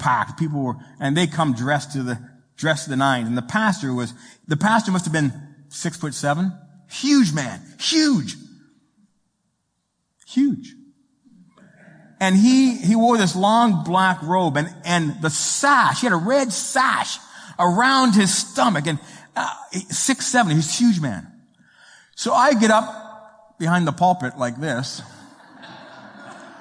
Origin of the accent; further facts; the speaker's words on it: Toronto, Ontario, Canada; moved away; I am Italian. My mama is Italian. My dad is Sicilian. And I come from Toronto